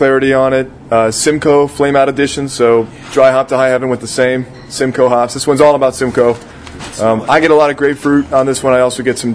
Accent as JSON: {"language": "English", "town": "Rockford", "region": "Illinois", "country": "United States", "moved": "yes", "said": "I'm from Rockford"}